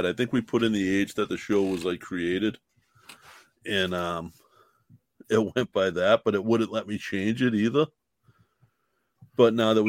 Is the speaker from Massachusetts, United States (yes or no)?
yes; Boston, Massachusetts, United States; That's why people doubt I'm from Southie.